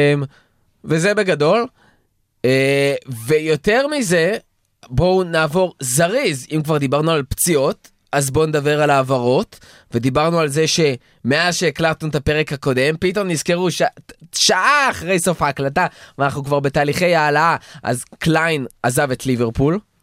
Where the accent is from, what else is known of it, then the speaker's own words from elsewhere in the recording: Israel; בתור ישראלים